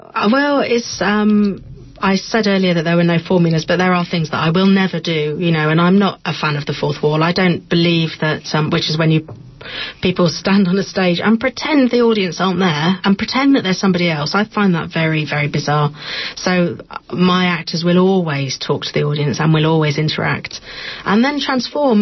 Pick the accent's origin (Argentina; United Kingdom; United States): United Kingdom; I'm from Britain.